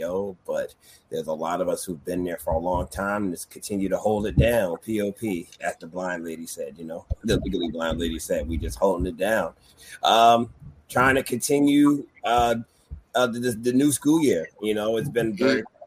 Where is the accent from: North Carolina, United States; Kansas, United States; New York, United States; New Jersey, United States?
New York, United States; New York City; my hometown in Harlem